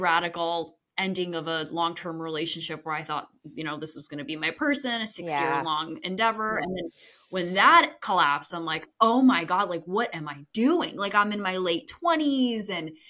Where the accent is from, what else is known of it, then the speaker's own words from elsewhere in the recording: Poland; born there; You know, I was born in Poland, very immigrant traditional upbringing.